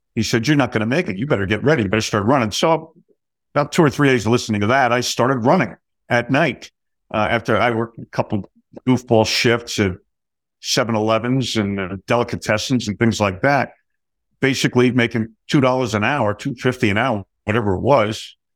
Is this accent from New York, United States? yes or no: no; New Jersey, United States; I grew up in New Jersey